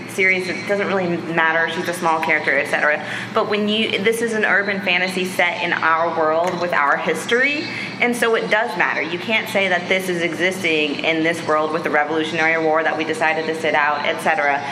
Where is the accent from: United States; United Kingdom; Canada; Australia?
United States; I'm American